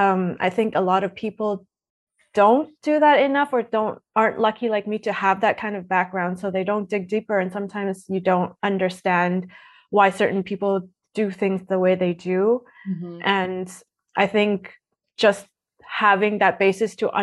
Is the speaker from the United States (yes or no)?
no; Edmonton, Alberta, Canada; moved away as an adult; also born or lived in Toronto; now in Berlin, Germany; I'm originally from Toronto, but I grew up in Edmonton